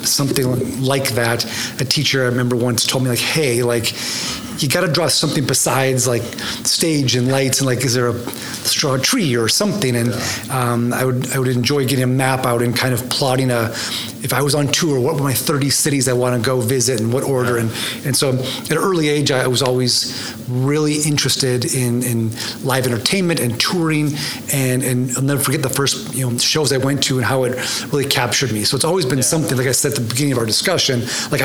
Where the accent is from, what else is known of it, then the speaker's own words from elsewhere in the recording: North Dakota, United States; moved away as an adult; also born or lived in Sioux Falls, South Dakota; now in Oklahoma City, United States; I was born in Sioux Falls, South Dakota, but raised in North Dakota